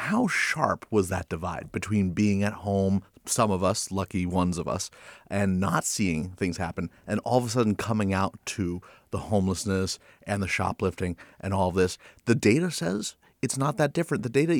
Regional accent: San Francisco, California, United States; That was the reality of growing up in San Francisco.

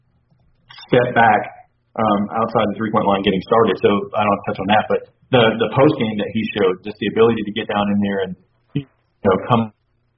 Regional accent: Philadelphia, Pennsylvania, United States; moved away; also born or lived in Georgia; I'm from Philadelphia and then grew up, you know, later years in Georgia

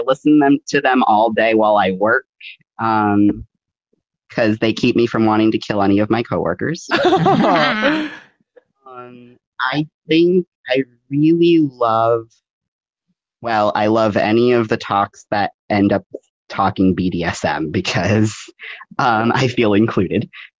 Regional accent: New England, United States; I would say, and again, I'm coming from New England, so your dungeons might be different

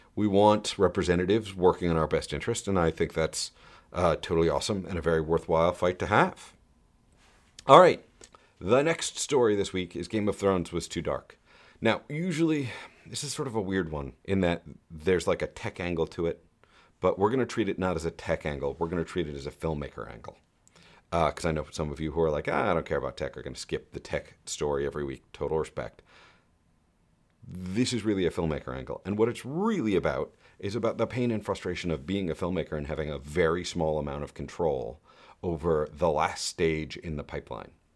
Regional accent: New York, United States; as a New Yorker

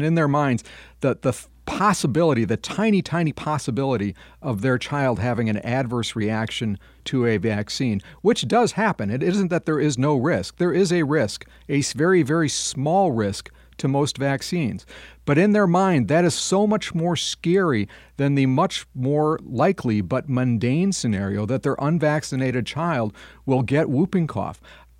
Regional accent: Madison, Wisconsin, United States; This is a big issue in my hometown of Madison, Wisconsin

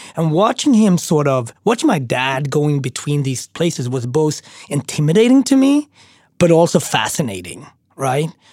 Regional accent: Sweden; moved away as an adult; also born or lived in Ethiopia / Switzerland / Austria / Japan; now in New York City, United States; I grew up in Sweden, and then I lived for two years in Switzerland

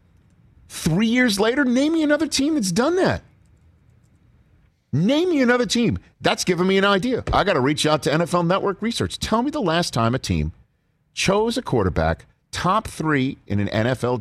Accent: New York City, New York, United States; this Staten Islander

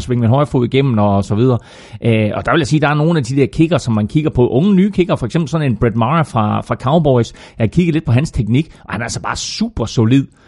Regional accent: Herning, Central Denmark Region, Denmark; Chili Claus og jeg, vi er begge to fra Herning og har kendt hinanden i over femogtyve år.

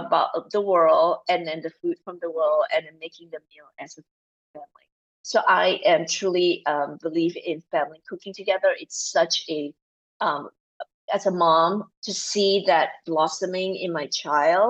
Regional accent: Malaysia; moved away as an adult; also born or lived in New Zealand / Singapore / New York / Australia; now in United States; I grew up in Malaysia

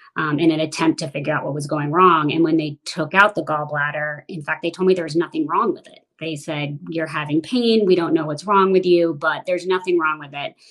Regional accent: Washington, District of Columbia, United States; I grew up primarily in the Washington, D.C. area

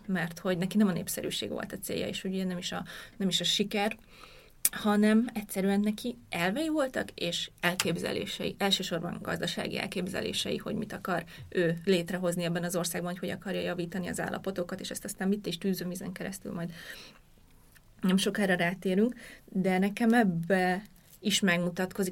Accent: Hungary; akik mit nőttünk fel Magyarországon

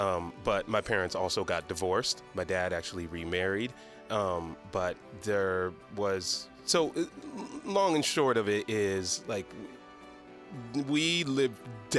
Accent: Decatur, Georgia, United States; Well, I grew up in Decatur, Georgia, which for those who don't know, Decatur is like in Atlanta.

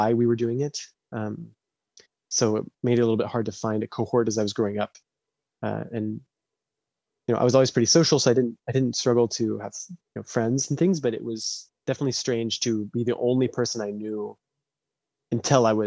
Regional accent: Noblesville, Indiana, United States; I am from Noblesville, Indiana, which is not the most educationally progressive place in the United States

